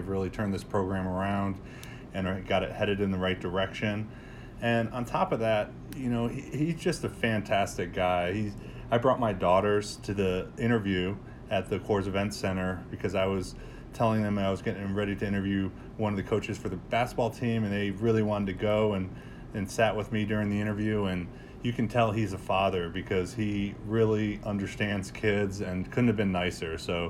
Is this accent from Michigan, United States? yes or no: no; upstate New York, United States; We're in New York. I'm from upstate New York.